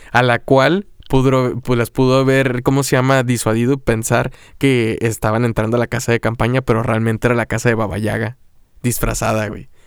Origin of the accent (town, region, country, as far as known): Mexico